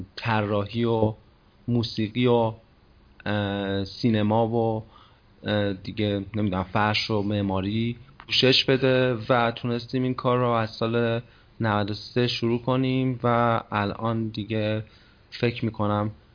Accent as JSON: {"language": "Persian", "region": "Kerman Province", "country": "Iran", "tie": "born or raised there", "said": "کرمانی هم متولد کرمانم کرمان بزرگ شدم"}